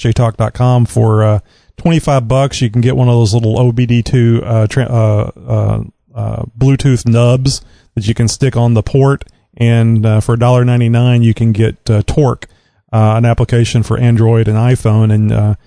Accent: Southeast Texas, United States; born or raised there

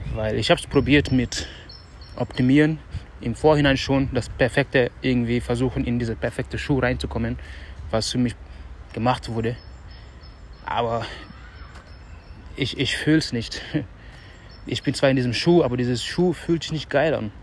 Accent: Dakar, Senegal; moved away; unser Haus wo ich aufgewachsen bin

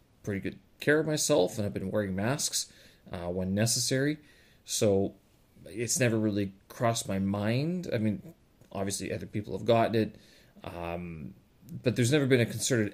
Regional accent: Canada; now in China; I were to go back to Canada

